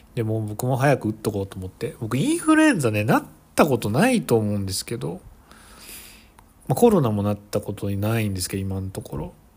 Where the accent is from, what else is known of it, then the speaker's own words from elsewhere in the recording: Kansai, Japan; moved away as an adult; now in United States; 関西出身なので